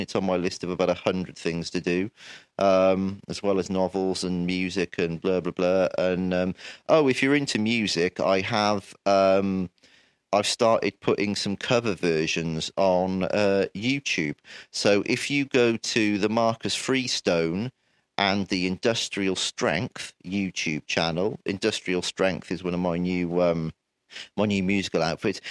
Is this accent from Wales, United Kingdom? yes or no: yes; Wales, United Kingdom; born in Wales and living here all my life